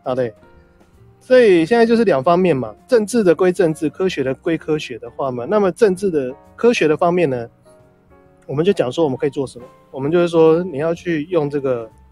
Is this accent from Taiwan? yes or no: yes; Taiwan; 我们台湾这边